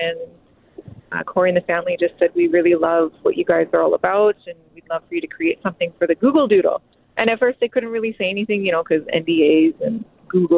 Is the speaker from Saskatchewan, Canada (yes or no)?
no; Kenora, Ontario, Canada; now in Winnipeg, Canada; we're both from Treaty 3. I grew up in Kenora